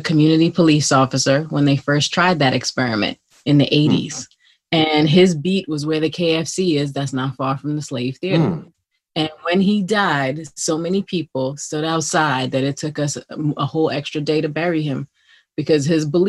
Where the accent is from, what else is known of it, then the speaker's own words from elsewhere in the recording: New York City, New York, United States; I'm from Flatbush, Brooklyn.